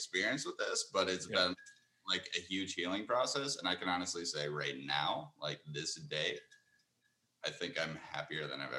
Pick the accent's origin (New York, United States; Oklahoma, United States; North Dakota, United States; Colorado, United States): North Dakota, United States; moved away as an adult; also born or lived in Netherlands; now in Minneapolis, United States; I was born and raised in North Dakota, went to high school there, and came out to Minnesota, Minneapolis, to the University of Minnesota for college.